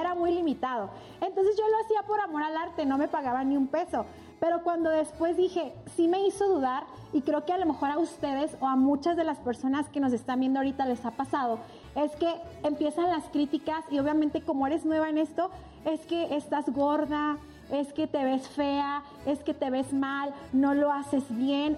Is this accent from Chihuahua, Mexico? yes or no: yes; Ciudad Juárez, Chihuahua, Mexico; now in Mexico City, Mexico; Yo soy de Ciudad Juárez, Chihuahua. Soy norteña.